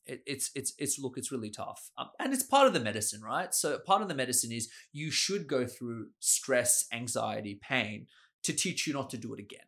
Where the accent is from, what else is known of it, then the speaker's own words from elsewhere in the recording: Sydney, New South Wales, Australia; also born or lived in Austria; I grew up here in Sydney.